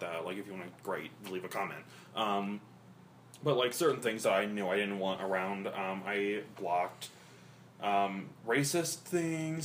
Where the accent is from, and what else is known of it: Midwest, United States